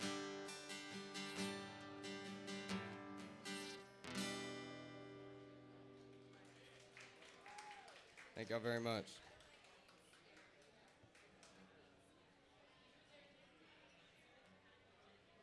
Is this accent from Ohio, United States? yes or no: no; Littleville, Texas, United States; I'm from Littleville, Texas